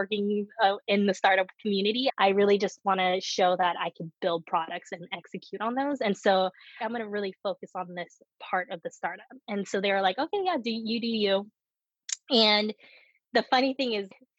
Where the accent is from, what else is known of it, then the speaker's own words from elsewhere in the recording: United States; first language Korean; English is a second language; also born or lived in Korea; I was born in the US